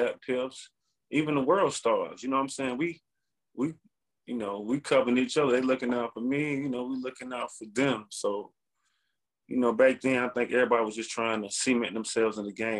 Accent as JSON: {"language": "English", "town": "Atlanta", "region": "Georgia", "country": "United States", "said": "we're from Atlanta."}